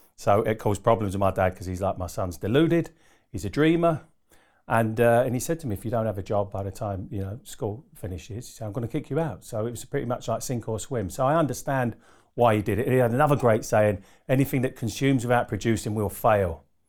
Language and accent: English; Harlow, East of England, United Kingdom; also born or lived in Doncaster; I pretty much grew up in Essex. So I'm an Essex boy at heart